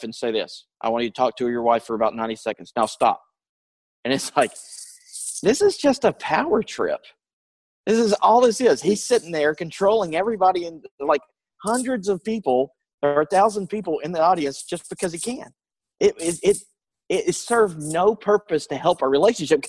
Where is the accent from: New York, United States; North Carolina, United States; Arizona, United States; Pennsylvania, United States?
North Carolina, United States; my hometown in North Carolina